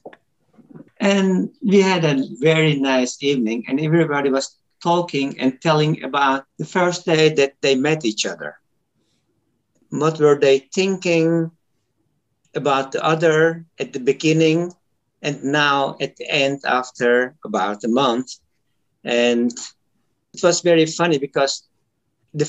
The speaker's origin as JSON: {"language": "English", "country": "Turkey", "second_language": "English", "moved": "yes", "lives_now": "Netherlands", "said": "I come from Turkey"}